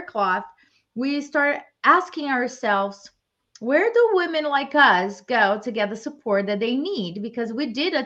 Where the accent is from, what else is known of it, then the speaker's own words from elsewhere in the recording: Brazil; moved away as an adult; now in United States; I was born and raised in Brazil, and I came to the US to pursue my master's